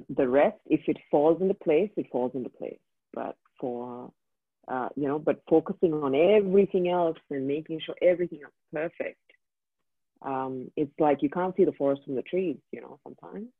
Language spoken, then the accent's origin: English; India; first language English; moved away as an adult; I grew up in India. Mm and uh, I grew up there for the for 23 years of my life